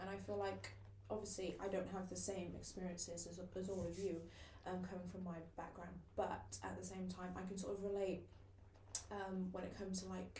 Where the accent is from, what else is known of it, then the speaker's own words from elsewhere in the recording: Cardiff, Wales, United Kingdom; growing up in Wales and Cardiff specifically, in St. Melons